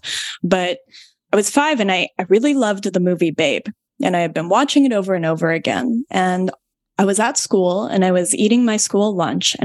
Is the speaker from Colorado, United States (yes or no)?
yes; Denver, Colorado, United States; I was born and raised a city slicker like you. And I was born in Denver, Colorado